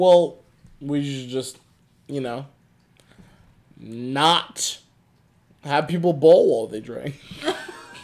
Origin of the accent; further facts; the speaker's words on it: Pottsville, Pennsylvania, United States; I grew up in Schuylkill County area